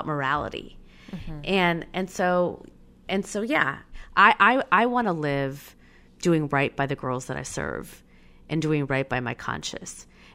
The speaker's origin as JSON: {"language": "English", "town": "Schaumburg", "region": "Illinois", "country": "United States", "tie": "born or raised there", "said": "I grew up in Schaumburg, Illinois, and the Midwest was not the place where you wanted to grow up brown"}